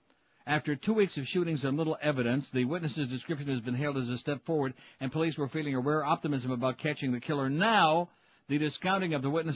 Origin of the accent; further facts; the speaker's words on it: Rochester, New York, United States; When I was growing up in Rochester, which is a suburb of Buffalo